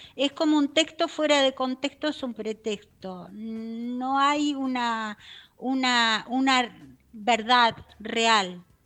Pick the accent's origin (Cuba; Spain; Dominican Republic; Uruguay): Uruguay; moved away as an adult; now in Israel; soy uruguaya. Nací en Uruguay.